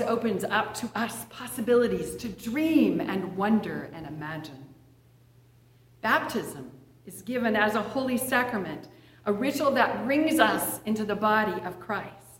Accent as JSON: {"language": "English", "town": "Edgewood", "region": "Washington", "country": "United States", "tie": "born or raised there", "said": "During the 1960s, I was a little girl growing up in Edgewood, just north of Puyallup, east of Fife, east of Tacoma"}